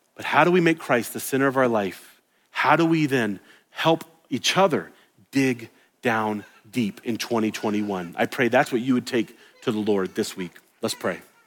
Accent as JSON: {"language": "English", "region": "the South", "country": "United States", "tie": "born or raised there", "said": "I grew up in the South."}